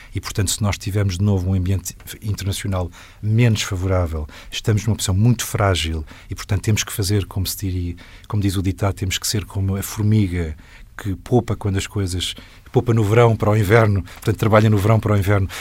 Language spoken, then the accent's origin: Portuguese; Portugal; como portuguesa